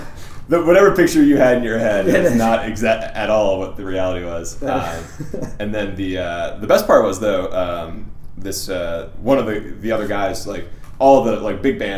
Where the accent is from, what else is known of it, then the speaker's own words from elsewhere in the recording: Plymouth, Massachusetts, United States; A town called Plymouth, Massachusetts.